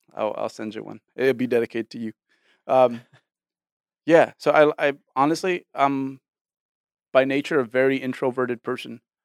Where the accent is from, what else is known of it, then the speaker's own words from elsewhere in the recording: Bay Area, California, United States; I was born in the Bay Area